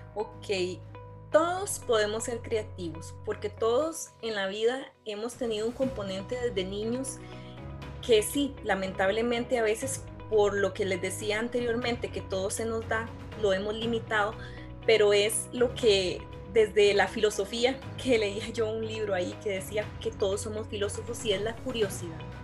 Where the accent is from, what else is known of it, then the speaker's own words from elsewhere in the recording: Costa Rica; lo que somos nosotros los ticos